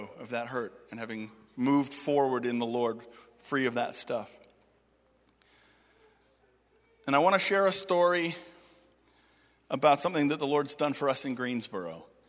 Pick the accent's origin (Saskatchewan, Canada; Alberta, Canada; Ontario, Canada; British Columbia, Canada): Ontario, Canada; Toronto; This church was crazy, and I was from Toronto. I knew crazy